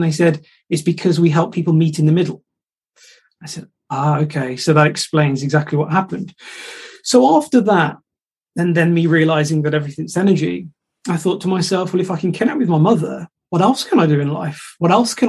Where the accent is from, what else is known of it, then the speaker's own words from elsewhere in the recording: Shropshire, West Midlands, United Kingdom; I'm from Shropshire